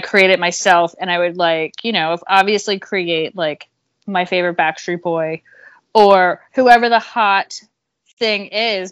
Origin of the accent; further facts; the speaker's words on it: Pottstown, Pennsylvania, United States; also born or lived in Philadelphia; I'm from Pottstown, which is right outside, but, you know, I can fit, consider myself a Philadelphian